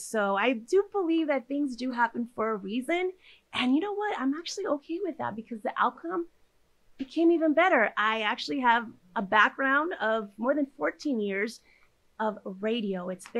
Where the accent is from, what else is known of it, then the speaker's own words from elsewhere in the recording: California, United States; also born or lived in Nayarit, Mexico; So I was born in Nayarit, Mexico, and I was actually raised here in Orange County, California. So I did actually lose the accent.